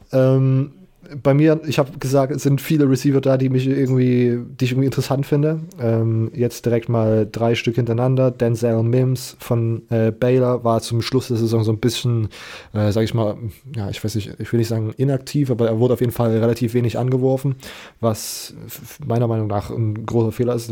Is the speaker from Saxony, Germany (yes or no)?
yes; Leipzig, Saxony, Germany; ich komme aus Leipzig